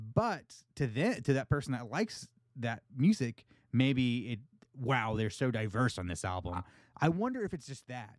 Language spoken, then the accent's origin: English; United States; accent: American; my my american accent